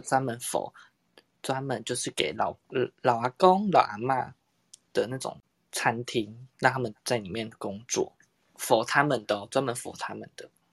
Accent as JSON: {"language": "Chinese", "town": "Tainan", "country": "Taiwan", "said": "我是台南人嘛，因为台南不是有很多那种巷弄的那种很小间的古宅式的咖啡厅嘛"}